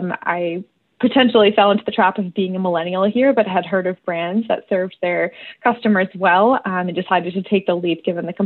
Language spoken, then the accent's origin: English; Skaneateles, New York, United States; I am from Skinny Atlas, New York, here in the beautiful upstate region of Big New York State.